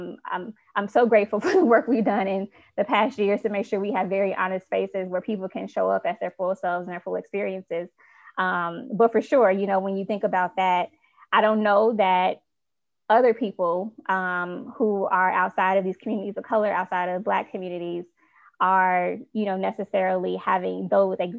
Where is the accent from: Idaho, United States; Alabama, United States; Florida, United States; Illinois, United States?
Illinois, United States; Chicago; I'm from Chicago